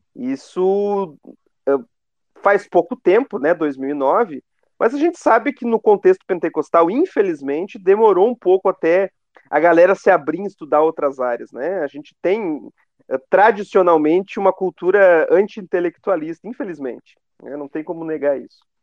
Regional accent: Canoas, Rio Grande do Sul, Brazil; meus pais, meus avós, todos eles são da Assembleia de Deus aqui de Canoas

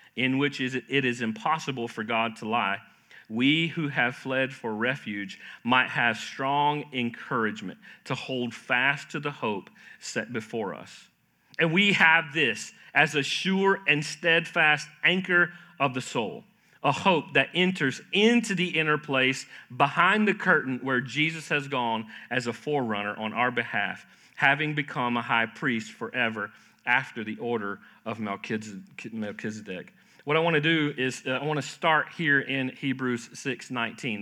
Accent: Florida, United States; I grew up in Florida, uh, wonderful time growing up there

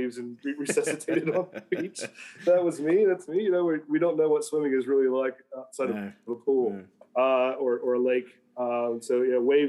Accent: just north of Dayton, Ohio, United States; moved away as an adult; also born or lived in Sydney, Australia; now in Australia; I come from America, from the Midwest. So from a place in Ohio, just north of Dayton, pretty much a rural farm type area. So just think of cornfields and farms. That's where I grew up

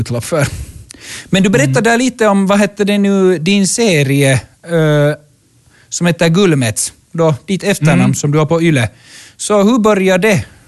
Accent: Kirkkonummi, Uusimaa, Finland; jag växte upp i Kyrkslätt

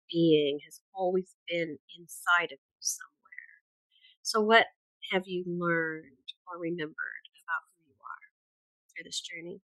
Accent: Louisiana, United States; moved away as an adult; also born or lived in California; now in Houston, United States; growing up in Louisiana.

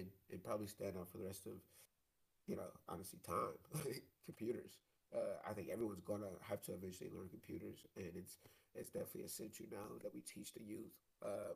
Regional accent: Detroit, Michigan, United States; now in Dallas-Fort Worth, United States; Detroit, which is my hometown

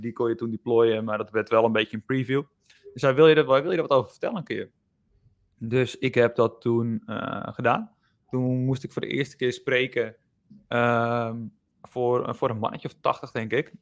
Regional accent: Enkhuizen, North Holland, Netherlands; ik kom uit Enkhuizen

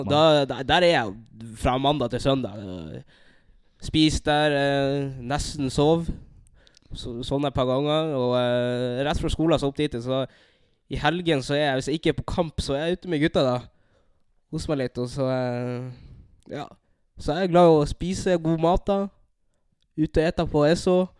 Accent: Narvik, Nordland, Norway; accent: nordlending dialect; moved away as an adult; also born or lived in Bodø / Burundi (ancestry); now in Halden, Norway; jeg er født i Bodø. Bodde her i to år. Så jeg oppvoksa i, nei, i Narvik, der jeg bodde i 13 år.

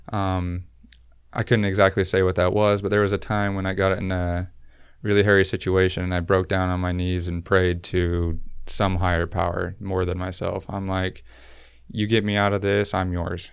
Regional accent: Utah, United States; I was never baptized growing up in Utah

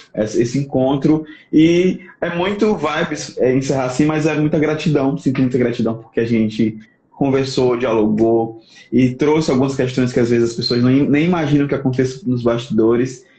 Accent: Aracati, Ceará, Brazil; also born or lived in sertão, Ceará; minha mãe mora lá no litoral, lá em Aracati, de onde eu sou, né? Que de fato eu sou de Aracati

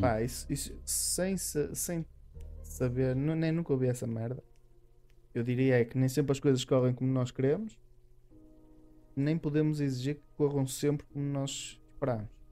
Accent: Minho, Portugal; eu sou minhoto e os minhotos são assim muito labregos

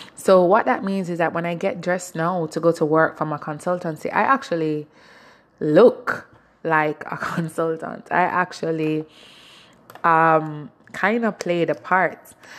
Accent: Jamaica; I'm Jamaican

